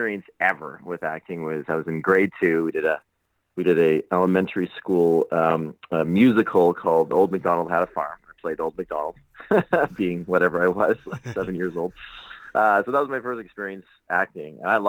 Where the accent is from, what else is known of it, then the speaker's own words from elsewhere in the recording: Saskatoon, Saskatchewan, Canada; I'm actually from a small town in the middle of Canada called Saskatoon